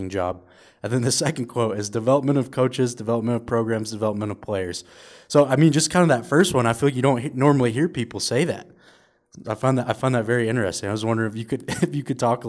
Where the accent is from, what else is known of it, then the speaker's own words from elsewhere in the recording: United States; being an American myself